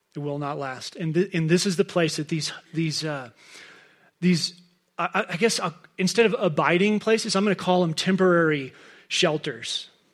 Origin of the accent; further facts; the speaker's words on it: Dallas, Texas, United States; moved away as an adult; now in Crested Butte, United States; we're both, both Claire and I are fourth generation Dallas people